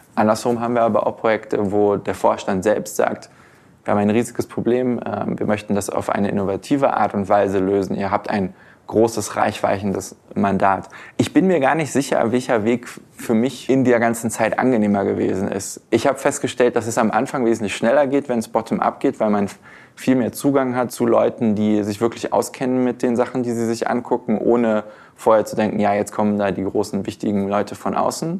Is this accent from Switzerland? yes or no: no; Germany; uns Deutsche